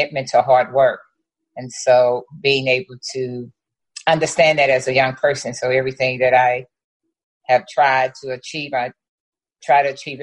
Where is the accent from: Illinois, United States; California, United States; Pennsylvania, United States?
Illinois, United States; East St. Louis; moved away as an adult; growing up in East St. Louis, predominantly Black, you know, city